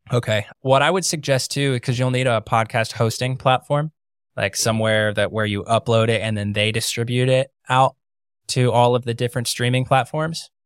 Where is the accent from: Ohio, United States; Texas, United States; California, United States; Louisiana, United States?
Ohio, United States; moved away as an adult; now in Florida, United States; I grew up in Ohio